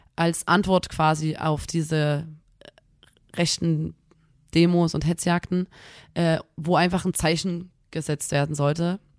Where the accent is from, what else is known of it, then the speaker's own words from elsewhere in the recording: Chemnitz, Saxony, Germany; wir kommen aus Chemnitz